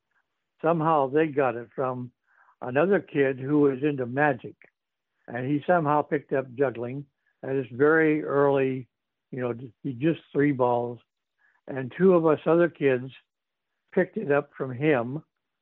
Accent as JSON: {"language": "English", "town": "Bellingham", "region": "Washington", "country": "United States", "tie": "born or raised there", "also_born_or_lived": "San Diego, California / Seattle, Washington", "said": "My mother brought my sister, my younger sister and me, back to her hometown, Bellingham, Washington, where essentially I grew up and attended school and college"}